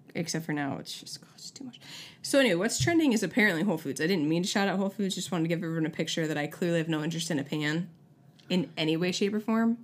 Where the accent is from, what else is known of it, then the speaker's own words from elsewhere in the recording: Syracuse, New York, United States; now in Tulsa, United States; Syracuse, shout out to my hometown